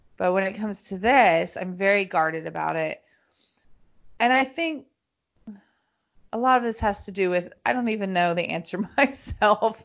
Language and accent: English; Greenbrier, Tennessee, United States; I'm from Nashville, Tennessee, right? I'm from a little town